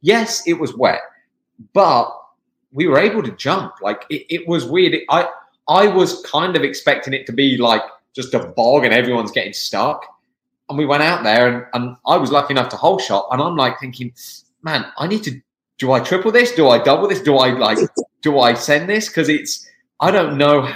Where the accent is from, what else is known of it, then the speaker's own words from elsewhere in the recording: England, United Kingdom; now in United States; I'm from the UK, I'm from England.